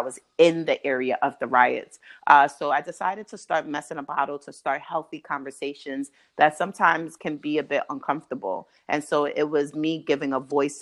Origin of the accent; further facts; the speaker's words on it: Brooklyn, New York, United States; moved away as an adult; now in Baltimore, United States; I'm from Brooklyn, New York, and I migrated to Baltimore for graduate school